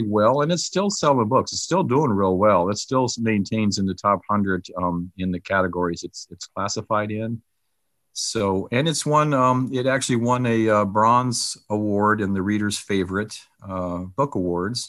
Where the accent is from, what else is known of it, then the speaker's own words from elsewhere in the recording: Canton, Ohio, United States; I was born in Canton, Ohio, so I do have some familiarity with that area.